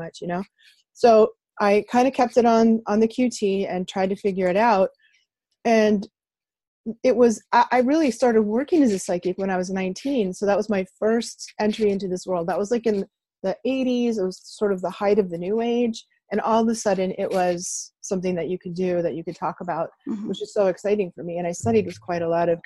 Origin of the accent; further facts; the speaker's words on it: outside Boston, Massachusetts, United States; I grew up outside Boston in the 60s and 70s